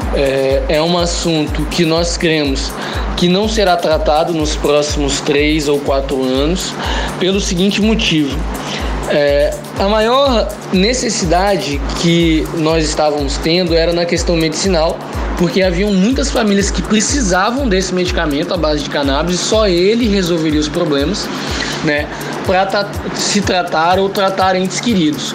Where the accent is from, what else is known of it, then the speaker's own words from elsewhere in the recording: Vitória, Espírito Santo, Brazil; sou natural de Vitória, Espírito Santo